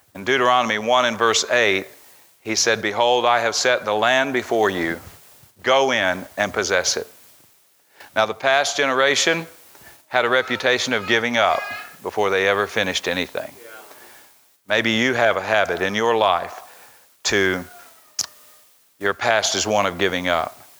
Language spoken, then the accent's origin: English; Tennessee, United States; back to my hometown, back to where I was raised